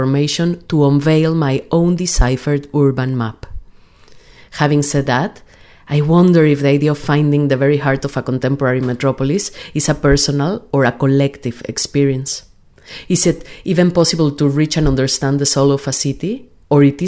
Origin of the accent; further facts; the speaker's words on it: Mexico City, Mexico; moved away as an adult; now in Sheffield, United Kingdom; I was born in Mexico City and have lived in Sheffield for 4 years